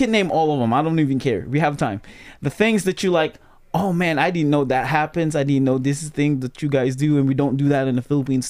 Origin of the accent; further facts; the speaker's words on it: Michigan, United States; Like, the first time I've seen snow, we're from Michigan.